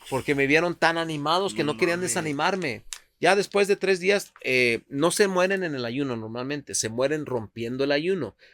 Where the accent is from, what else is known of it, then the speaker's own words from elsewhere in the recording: United States; Nunca les digo que soy de Estados Unidos porque ahí te sacan los ojos